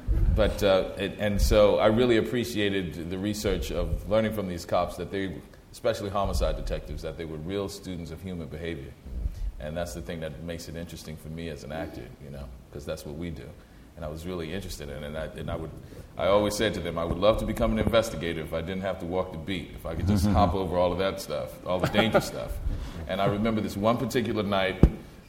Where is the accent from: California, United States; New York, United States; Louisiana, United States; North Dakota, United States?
Louisiana, United States; New Orleans; moved away; I'm originally from New Orleans